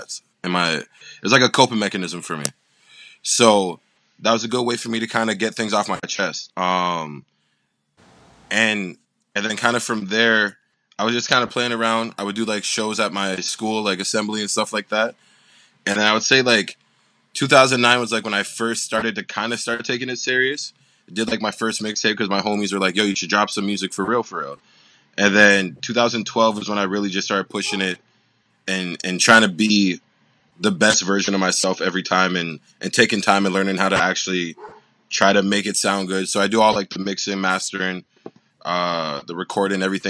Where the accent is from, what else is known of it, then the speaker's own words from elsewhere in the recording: Toronto, Ontario, Canada; I'm from Toronto, Ontario, Canada.